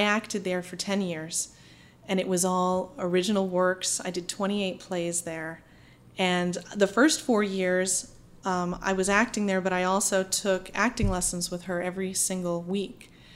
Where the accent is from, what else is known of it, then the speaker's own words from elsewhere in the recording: Holden, Maine, United States; moved away as an adult; also born or lived in New York City; I'm from a small town outside of Bangor um, mm-hmm. called Holden, and um, I, my family has been there for generations.